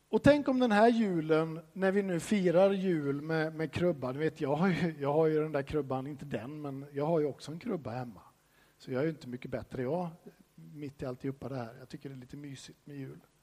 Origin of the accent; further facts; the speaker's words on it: Sweden; som svensk så får man ju höra från barnsben att du ska inte tro att du är någonting